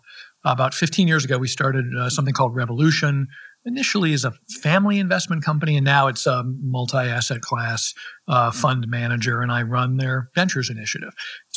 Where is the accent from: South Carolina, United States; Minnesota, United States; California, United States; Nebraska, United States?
Minnesota, United States; moved away as an adult; also born or lived in Massachusetts; now in San Francisco, United States; I grew up in Minnesota, and I went off to college and law school at Harvard. And I came to San Francisco, where we're sitting today, right out of law school.